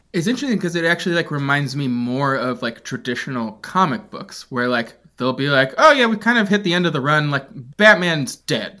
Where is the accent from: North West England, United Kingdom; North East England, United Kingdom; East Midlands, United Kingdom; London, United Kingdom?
London, United Kingdom; moved away; I was living in England at the time. I grew up in, I grew up in London.